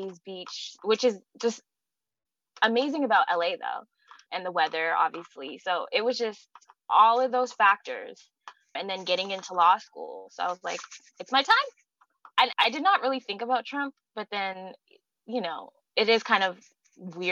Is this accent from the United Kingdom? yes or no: no; Vancouver, British Columbia, Canada; born or raised there; moved away as an adult; also born or lived in Toronto, Canada; now in Los Angeles, United States